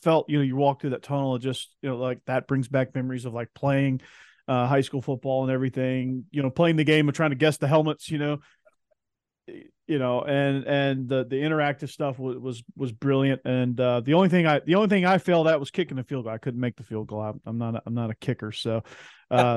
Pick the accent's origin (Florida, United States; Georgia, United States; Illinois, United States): Georgia, United States; Fayetteville; now in Nashville, United States; growing up in Atlanta, just right down the road in Fayetteville — I live in Nashville now, but growing up right down the road in Fayetteville